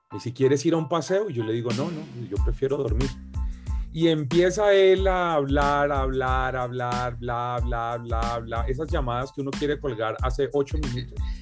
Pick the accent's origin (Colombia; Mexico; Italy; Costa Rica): Colombia; Bogotá; Bogotá, la ciudad donde yo vivía, donde yo nací